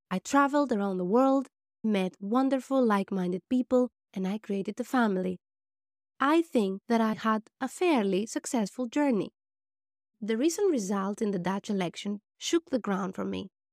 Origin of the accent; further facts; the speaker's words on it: Greece; also born or lived in Albania / Athens; I was raised in Greece